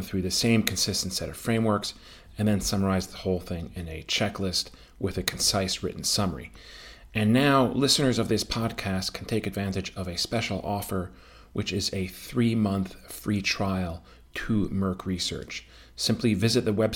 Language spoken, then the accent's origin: English; Connecticut, United States; I was a Whalers fan for a while growing up in Connecticut